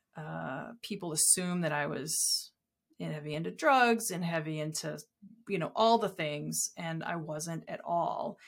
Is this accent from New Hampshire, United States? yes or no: yes; Southern New Hampshire, United States; I grew up in Southern New Hampshire